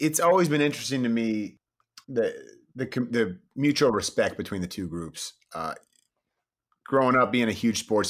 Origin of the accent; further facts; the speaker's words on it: Bay Area, California, United States; I grew up in the Bay Area